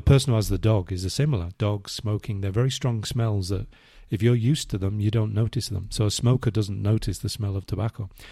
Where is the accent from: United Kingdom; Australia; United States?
United Kingdom; England; moved away as an adult; now in Spain; I'm English